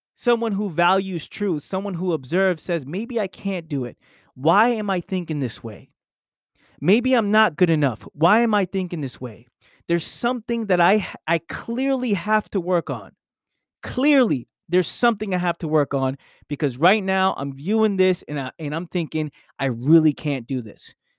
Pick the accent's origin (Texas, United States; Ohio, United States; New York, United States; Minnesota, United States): New York, United States; New York City; I grew up in the Bronx.